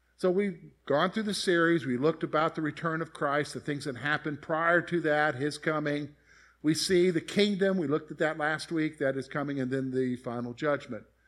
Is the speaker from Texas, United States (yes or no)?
no; Columbia, South Carolina, United States; moved away as an adult; I grew up in Columbia, South Carolina.